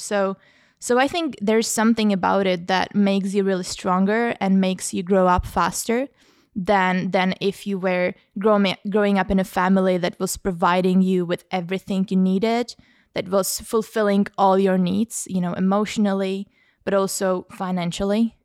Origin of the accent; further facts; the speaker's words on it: Prague, Czechia; moved away as an adult; now in London, United Kingdom; I come from the Czech Republic, from Prague, and I I grew up in a sort of low, low to middle class, um, background